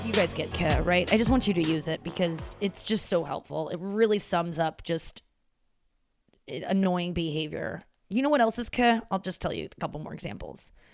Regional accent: St. Louis, Missouri, United States; moved away; my hometown.

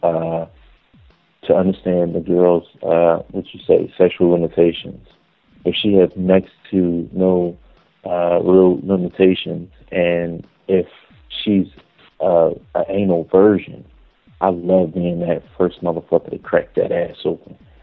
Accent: Philadelphia, Pennsylvania, United States; Philadelphia, born and raised

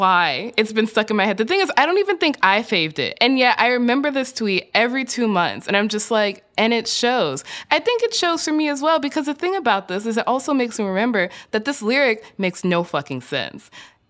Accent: Chicago, Illinois, United States; I grew up in Chicago.

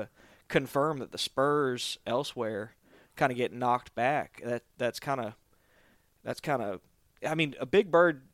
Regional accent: Southeast Georgia, United States; I grew up in Southeast Georgia

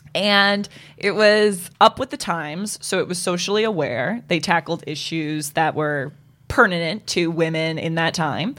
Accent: Boston, Massachusetts, United States; growing up in Boston

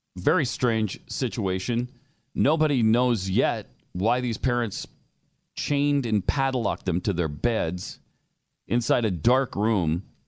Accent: Montana, United States; I grew up in Montana

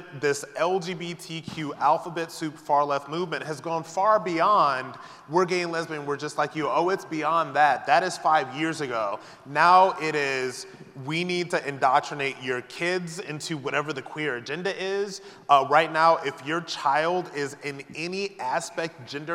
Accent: New York, United States; I'm from New York

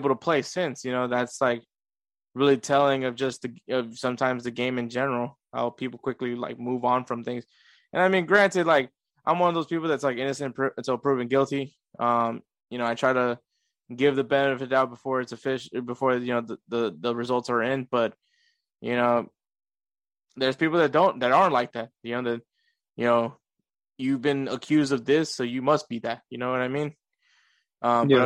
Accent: United States; we're American

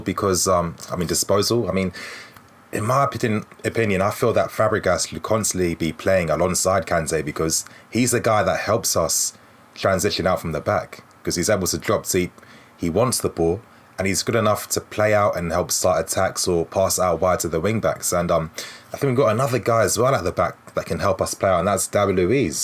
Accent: Ghana; I'm Ghanaian too

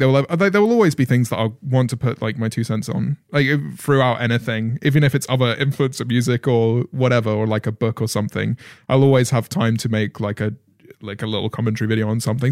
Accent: United Kingdom; being a British commentator

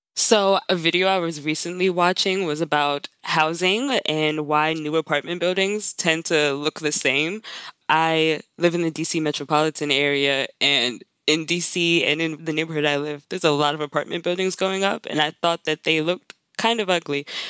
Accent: Maryland, United States; moved away as an adult; also born or lived in Pittsburgh; I live in Maryland. I'm also from Maryland.

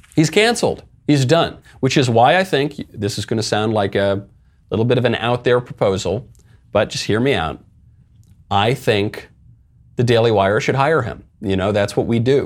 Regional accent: New York, United States; I was born and raised in New York

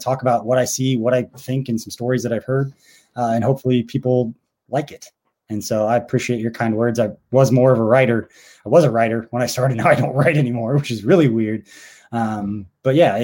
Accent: Stilwell, Kansas, United States; I grew up in Stillwell, Kansas

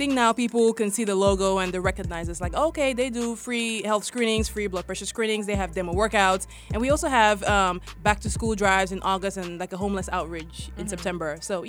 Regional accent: Cameroon; moved away; So I am from West Africa, Cameroon.

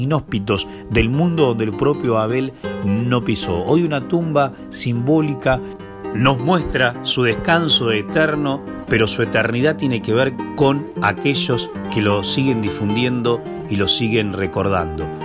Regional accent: Dolores, Buenos Aires Province, Argentina; nací en Dolores

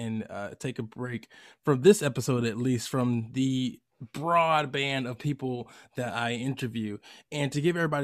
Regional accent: Lithonia, Georgia, United States; I say Atlanta, Georgia, but I'm from Lithonia, Georgia

